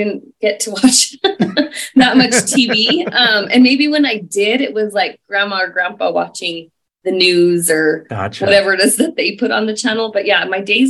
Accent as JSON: {"language": "English", "area": "San Luis Valley", "region": "Colorado", "country": "United States", "tie": "born or raised there", "also_born_or_lived": "New Jersey / Alamosa, Colorado", "moved": "as an adult", "lives_now": "Denver, United States", "said": "born and raised in the San Luis Valley"}